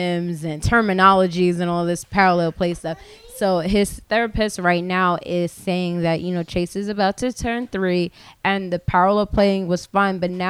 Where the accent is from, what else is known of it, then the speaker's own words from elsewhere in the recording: Long Island, New York, United States; I grew up on Long Island